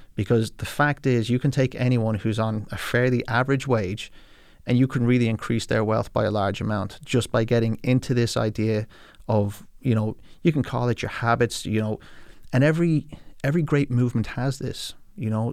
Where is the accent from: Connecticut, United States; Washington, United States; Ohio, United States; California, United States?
California, United States; now in Ireland; when I was growing up in California